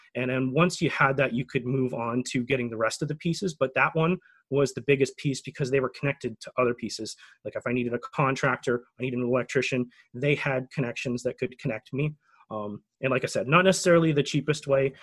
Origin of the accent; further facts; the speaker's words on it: Canada; as a Canadian